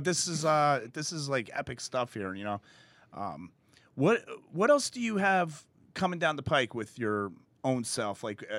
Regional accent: New Jersey, United States; I grew up in North Jersey, and, you know, I'm a fireman in Elizabeth.

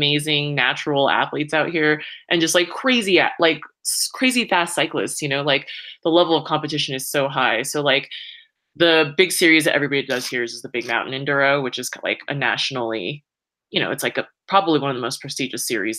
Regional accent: Saratoga, California, United States; now in Boulder, United States; I grew up in the Bay Area, so about an hour south of San Francisco, in this little town of Saratoga

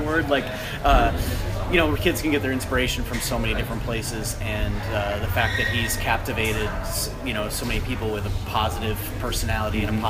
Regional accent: Wisconsin, United States; moved away as an adult; also born or lived in Chicago, Illinois; now in Maryland, United States; I love Wisconsin to death. Like the uh, the people are amazing. It's, it was a great place to grow up

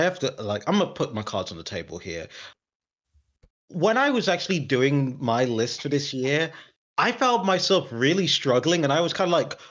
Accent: United Kingdom; we are unfortunately British

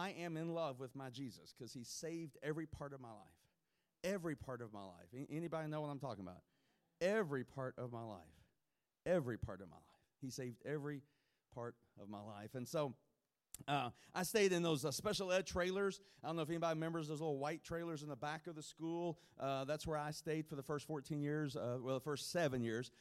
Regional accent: Kentucky, United States; I'm from Kentucky

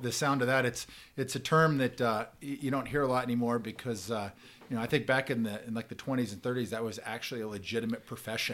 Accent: Bend, Oregon, United States; moved away; I grew up in Bend, Oregon

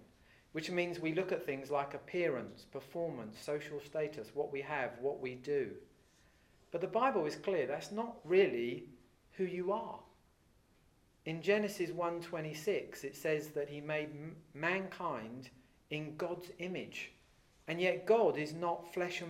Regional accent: England, United Kingdom; I'm English, but you'd say, well, that's just where you live

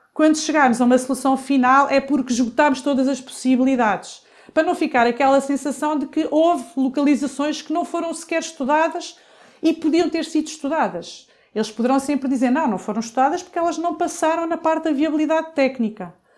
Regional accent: Coimbra, Centro, Portugal; eu sou de Coimbra

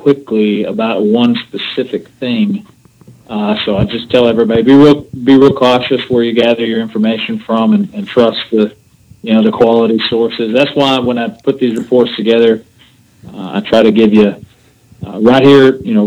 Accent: Decatur, United States; right here in my hometown, Decatur

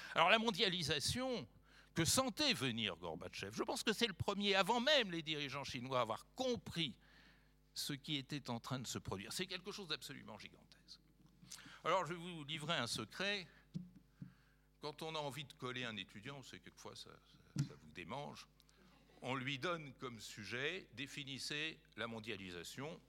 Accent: France; en tant que Français

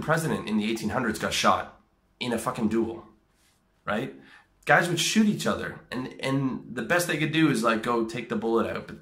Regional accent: Canada; I'm a Canadian

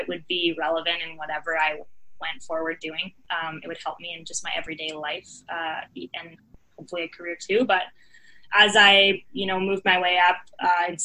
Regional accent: Victoria, British Columbia, Canada; I grew up in Victoria

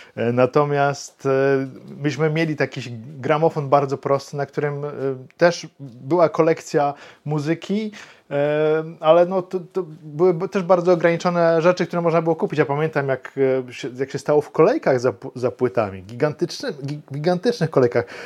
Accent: Wrocław, Lower Silesian Voivodeship, Poland; Ja z Wrocławia jestem

